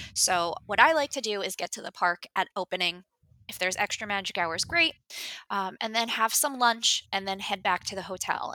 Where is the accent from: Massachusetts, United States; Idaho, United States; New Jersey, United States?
New Jersey, United States; now in West Coast, United States; I'm originally from New Jersey. I grew up just outside of New York City.